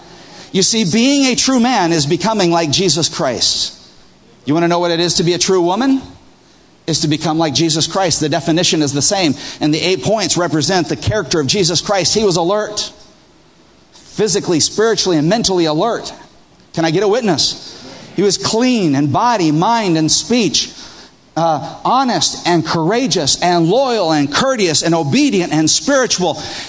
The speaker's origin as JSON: {"language": "English", "country": "Peru", "tie": "born or raised there", "said": "one of the things that always happened when I was growing up in Peru was that I had a morning tradition."}